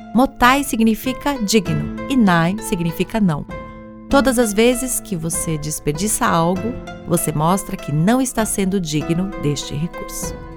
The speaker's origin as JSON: {"language": "Portuguese", "region": "São Paulo", "country": "Brazil", "tie": "born or raised there", "also_born_or_lived": "Japan", "said": "Eu sou neta de japoneses, nasci aqui no Brasil"}